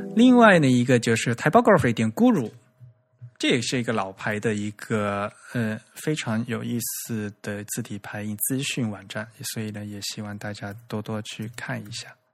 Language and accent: Chinese; China; 我们中国人